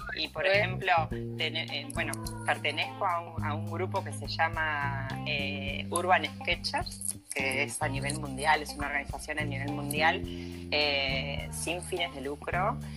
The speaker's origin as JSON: {"language": "Spanish", "country": "Uruguay", "moved": "yes", "lives_now": "Galicia, Spain", "said": "yo soy uruguaya, pero eh, mis países son gallegas"}